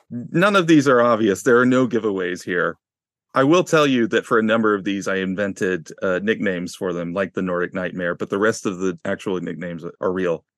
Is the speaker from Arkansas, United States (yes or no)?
yes; Arkansas, United States; I'm from Arkansas